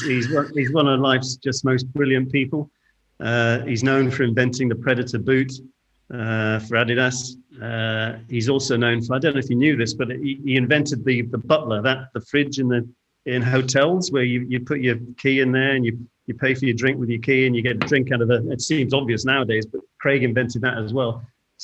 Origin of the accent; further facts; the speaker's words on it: India; born there; also born or lived in Singapore; And I was born in India. Father was in shipping, shipbuilder in Liverpool, and then went abroad. Born in India, I came back to boarding school, and then we moved to Singapore.